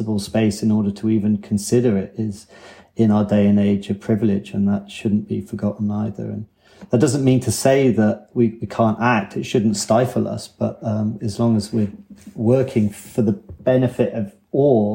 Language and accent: English; England, United Kingdom; moved away as an adult; now in Wales, United Kingdom; me being English